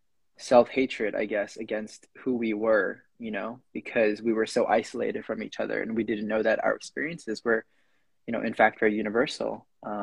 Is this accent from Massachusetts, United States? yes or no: yes; Concord, Massachusetts, United States; I'm from this town called Concord in Massachusetts. It's at least when I was coming up, growing up here, you know, it was a very non-diverse, very rich, very colonial place.